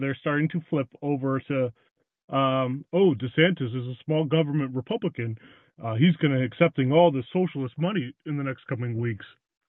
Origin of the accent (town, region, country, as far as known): Florida, United States; born or raised there; moved away as an adult; now in Michigan, United States